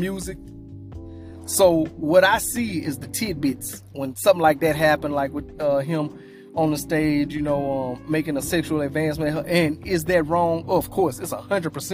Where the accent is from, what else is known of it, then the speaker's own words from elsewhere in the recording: Louisiana, United States; I'm from Louisiana